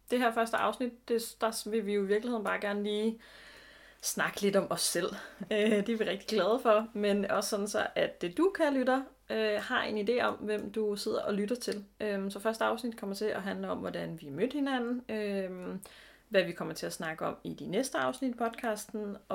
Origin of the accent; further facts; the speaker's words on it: Zealand, Denmark; now in Odense, Denmark; Jeg kommer oprindeligt fra Sjælland øhm, og har boet i Odense siden 2011